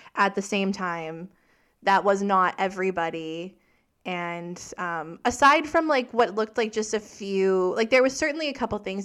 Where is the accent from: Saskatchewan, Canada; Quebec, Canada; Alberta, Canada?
Saskatchewan, Canada; I'm from Saskatchewan